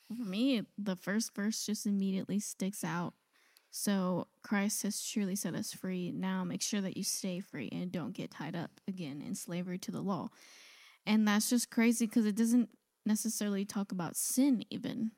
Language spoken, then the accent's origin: English; United States; growing up in America.